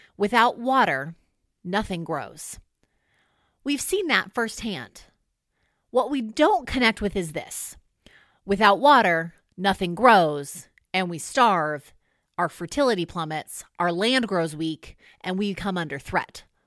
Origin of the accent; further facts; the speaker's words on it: California, United States; moved away as an adult; also born or lived in Illinois; I'm from California and have never seen snow fall from the sky before